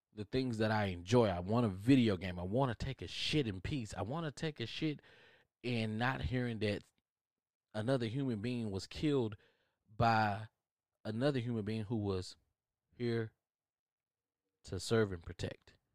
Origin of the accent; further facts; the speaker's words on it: United States; I am American